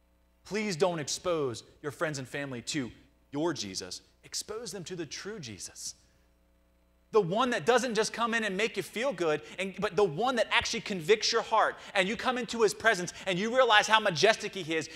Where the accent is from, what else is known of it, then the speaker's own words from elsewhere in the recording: Nottingham, East Midlands, United Kingdom; Even growing up in Nottingham, I had to go through that struggle of figuring out what's the difference between experience and transformation.